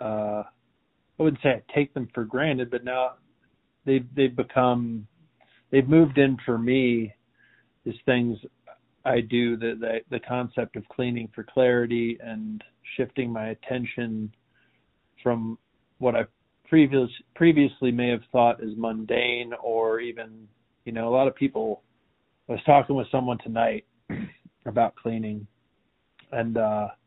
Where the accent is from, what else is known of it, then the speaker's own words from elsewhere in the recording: Midwest, United States; growing up in the Midwest